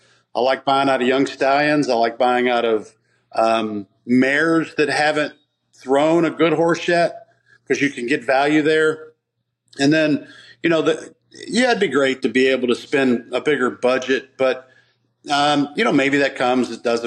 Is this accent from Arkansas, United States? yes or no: yes; Arkansas, United States; born there; You know, I was born in Arkansas. Some people know that. Only because my father was in the military and my mother came to visit him.